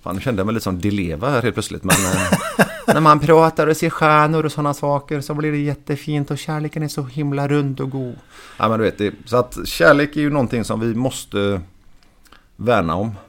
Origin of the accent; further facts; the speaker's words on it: Sweden; Och vi är ju svenskar